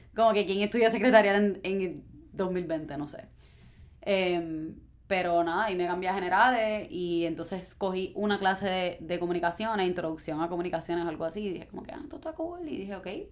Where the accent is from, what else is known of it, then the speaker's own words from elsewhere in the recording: Guaynabo, Puerto Rico; me crié en Guaynabo